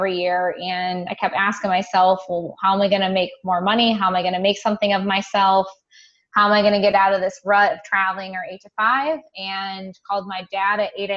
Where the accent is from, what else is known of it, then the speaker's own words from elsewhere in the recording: Toledo, Ohio, United States; now in Columbus, United States; I'm actually originally from Northwest Ohio, up in the Toledo, Ohio vicinity